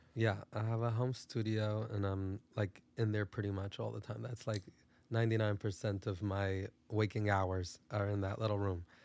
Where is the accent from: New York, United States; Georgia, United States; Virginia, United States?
New York, United States; Brooklyn; born and raised in Brooklyn, New York.